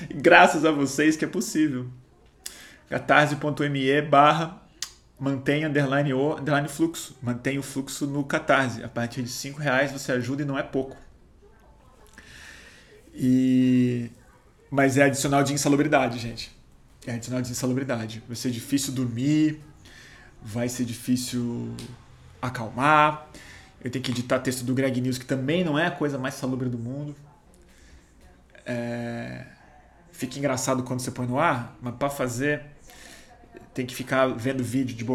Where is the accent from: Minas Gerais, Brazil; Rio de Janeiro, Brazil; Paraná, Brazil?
Paraná, Brazil; Eu sou do Paraná, conheço o Deltan.